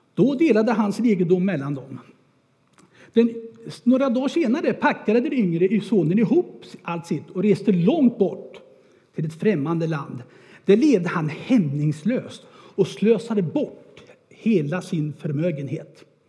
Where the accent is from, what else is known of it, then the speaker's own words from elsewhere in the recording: Örebro, Örebro County, Sweden; Jag är född och uppväxt där i Örebro